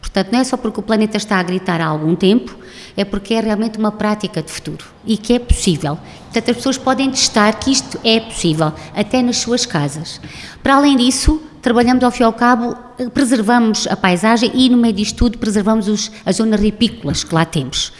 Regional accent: Alentejo, Portugal; nós, enquanto alentejanos e enquanto portugueses

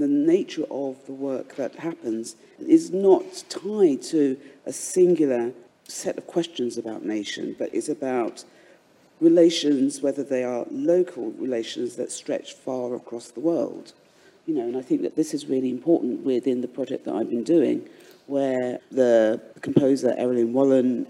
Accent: London, United Kingdom; I was born in London and I'm an artist

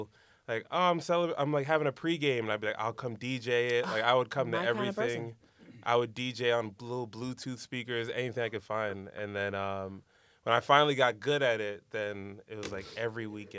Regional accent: Brooklyn, New York, United States; I'm from Brooklyn.

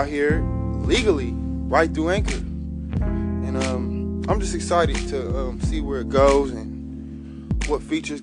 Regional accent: Milwaukee, Wisconsin, United States; So I'm from the mill. I'm recording live from Milwaukee, Wisconsin right now.

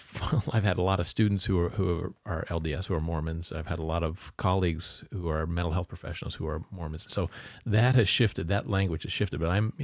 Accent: Canada; because I grew up in Canada.

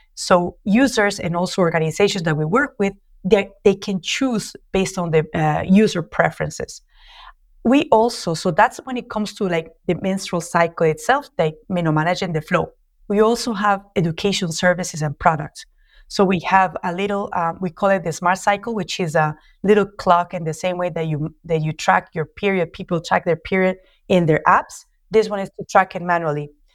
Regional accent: Colombia; accent: Latino; English is a second language; moved away as an adult; also born or lived in New York, United States; now in Mozambique; as you can tell from my accent, I'm Latino, so I'm a Colombian industrial designer

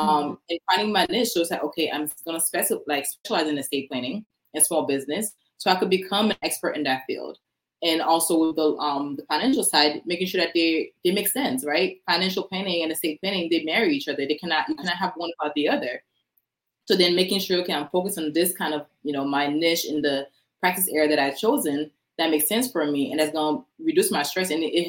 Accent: Orlando, Florida, United States; So I'm mainly from Orlando.

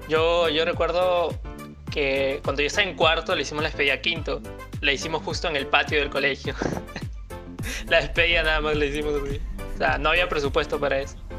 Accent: Lima, Peru; una vez que nos fuimos un viaje fuera de Lima

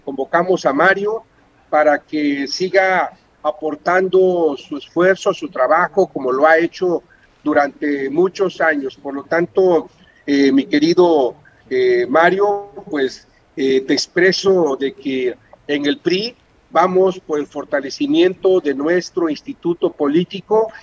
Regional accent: Mexico

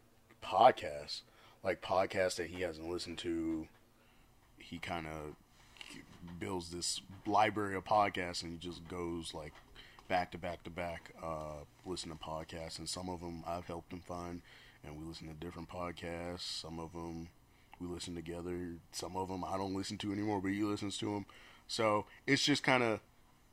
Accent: Detroit, Michigan, United States; moved away; I'm originally from Detroit

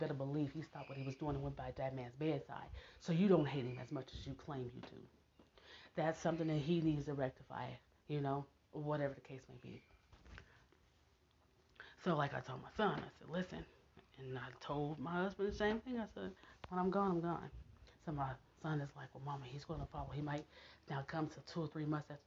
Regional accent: Nebraska, United States; I'm from Nebraska

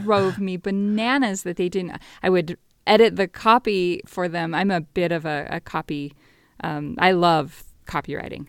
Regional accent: Las Vegas, Nevada, United States; moved away as an adult; also born or lived in Northern California / Bay Area; Born and raised in Vegas until about fifth grade, then moved to rural Nevada

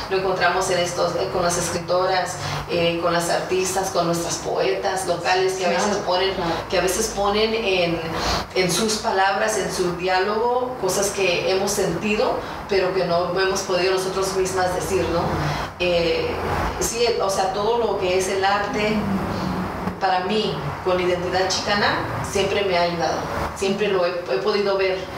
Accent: Mexico; sí soy mexicana porque tengo ciudadanía dual, ¿no?

